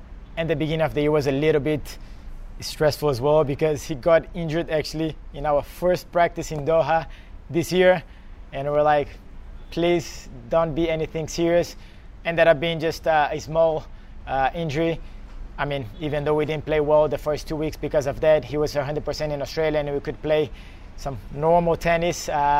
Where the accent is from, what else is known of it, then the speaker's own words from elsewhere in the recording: Belo Horizonte, Minas Gerais, Brazil; English is a second language; me, Marcelo, and Andre, we're from Belo Horizonte. We grew up in the same country club.